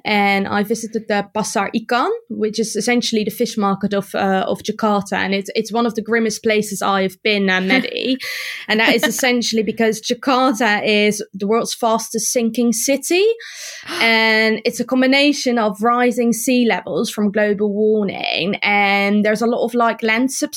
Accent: Netherlands; I grew up in the Netherlands

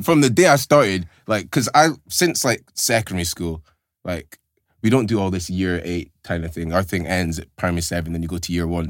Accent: Aberdeen, Scotland, United Kingdom; growing up in Aberdeen, for me, it's all that I know

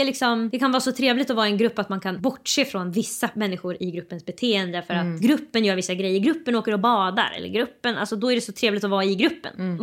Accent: Sweden; vi växer ju upp, när man växer upp i Sverige så växer man upp med bilden av att svenskar är inte rasistiska

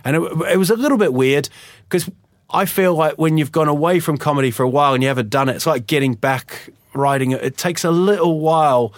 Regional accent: Huddersfield, Yorkshire and the Humber, United Kingdom; now in Sweden; I was born in Huddersfield in, in England, and uh, just sort of went back there

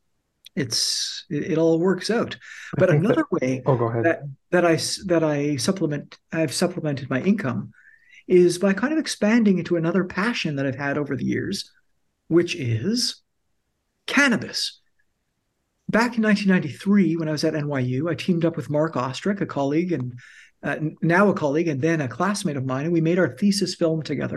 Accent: Canada; We're Canadian documentary filmmakers

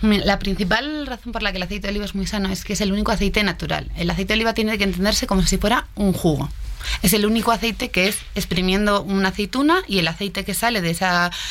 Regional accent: Madrid, Community of Madrid, Spain; moved away as an adult; now in Mexico; española de Madrid

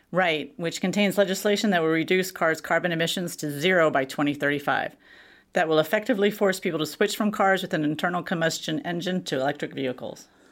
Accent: Texas, United States; moved away; I'm from Texas.

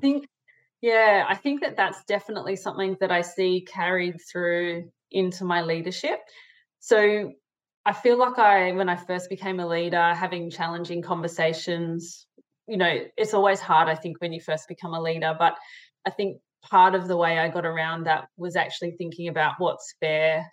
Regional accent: Sydney, New South Wales, Australia; I grew up in Sydney, Australia, in the eastern suburbs. So um, Maroubra near the beach.

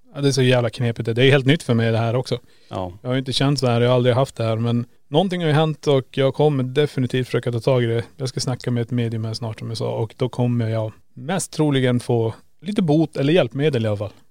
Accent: Kiruna, Norrbotten County, Sweden; moved away; där jag hade mitt pojkrum när jag bodde i Kiruna. Sen flyttade jag.

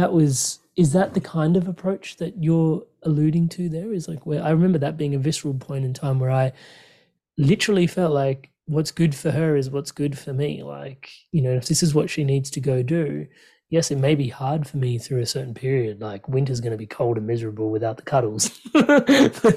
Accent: Australia; as an Aussie

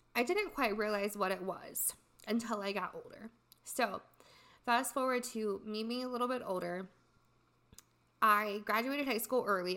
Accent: Midwest, United States; I was born and raised in the Midwest in a really small town

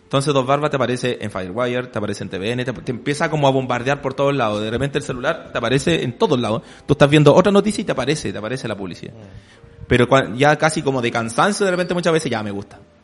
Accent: Chile

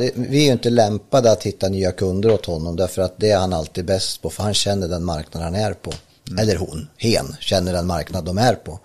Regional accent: Ljusdal, Gävleborg County, Sweden; jag är från Ljusdal uppe i Hälsingland

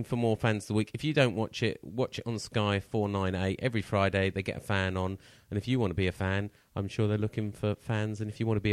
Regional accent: Surrey, South East England, United Kingdom; I was born in Surrey.

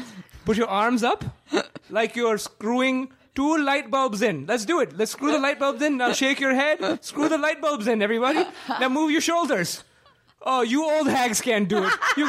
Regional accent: New York, United States; My parents are both Indian. I was born and raised in New York.

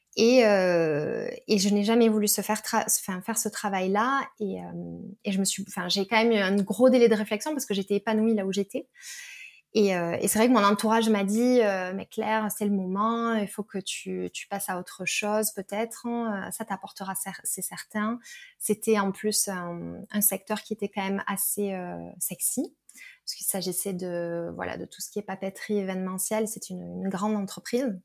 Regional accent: Perpignan, Occitania, France; now in Toulouse, France; j'habite à Toulouse, je suis originaire de Perpignan

